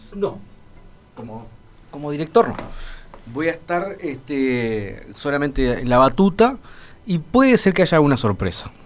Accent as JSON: {"language": "Spanish", "country": "Uruguay"}